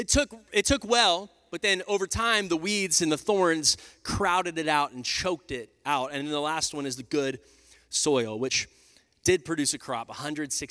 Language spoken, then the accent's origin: English; Texas, United States; moved away as an adult; also born or lived in Oklahoma City, Oklahoma; Me and Lindsay were there for 5 years before we came down back to my hometown here to plant Radical Church.